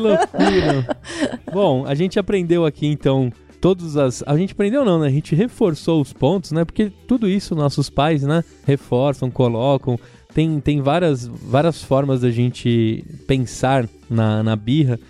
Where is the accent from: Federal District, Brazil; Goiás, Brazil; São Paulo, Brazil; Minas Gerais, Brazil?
São Paulo, Brazil; a gente é de São Paulo, a gente fala bolacha